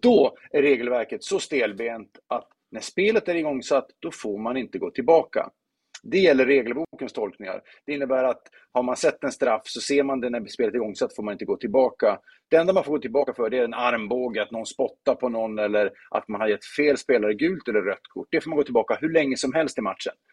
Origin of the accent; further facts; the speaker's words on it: Luleå, Norrbotten County, Sweden; jag kommer från Luleå och spelar fotboll med IFK Luleå